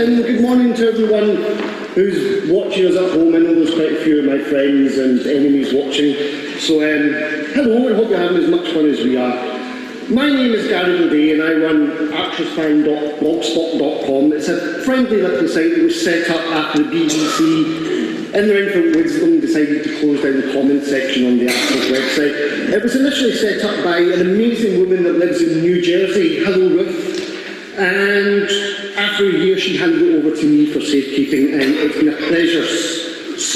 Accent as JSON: {"language": "English", "town": "Glasgow", "region": "Scotland", "country": "United Kingdom", "said": "I'm from Glasgow"}